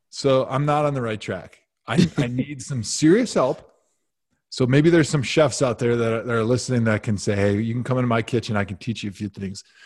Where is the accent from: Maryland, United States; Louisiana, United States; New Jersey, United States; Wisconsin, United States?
Wisconsin, United States; outside of Milwaukee; moved away as an adult; also born or lived in Madison, Wisconsin / Cleveland, Ohio; I grew up outside of Milwaukee.